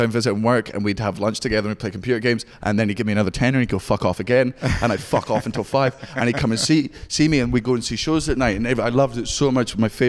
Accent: Scotland, United Kingdom; I'm actually from

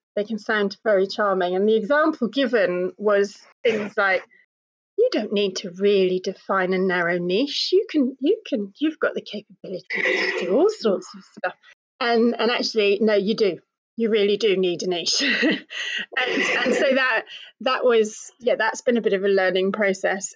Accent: United Kingdom; being British and coming from a certain kind of family

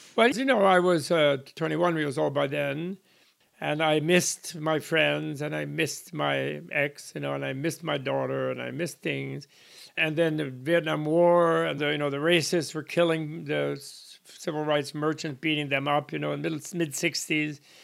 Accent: United States; I'm an American by birth.

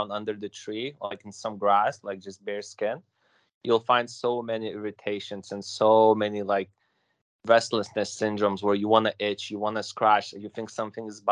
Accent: London, United Kingdom; I'm from London. It's like 1.5 hours away from here

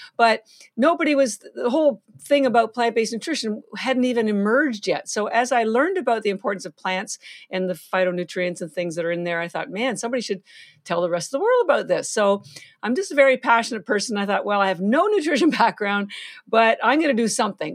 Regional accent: Canada; moved away as an adult; now in Boston, United States; I'm Canadian, I have, I do live in Boston, I've been here thirty-three years, but all my family's still in Canada

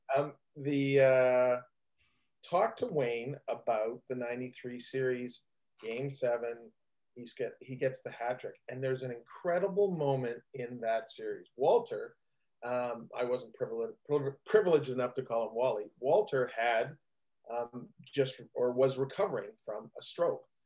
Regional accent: Hamilton, Ontario, Canada; I'm from Hamilton

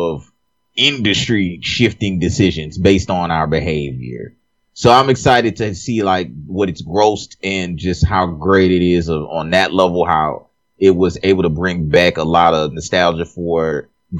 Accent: Lafayette, Louisiana, United States; moved away; I'm from Lafayette, Louisiana

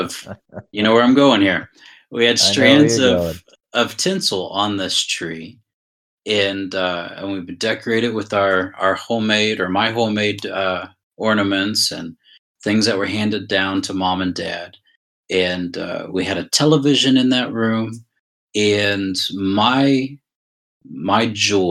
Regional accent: Shelby, Ohio, United States; also born or lived in Brunswick, Georgia; We moved back up to Shelby, Ohio

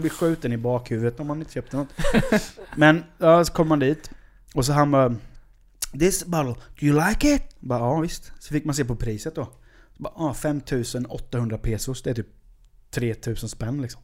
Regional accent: Sweden; som svensk man

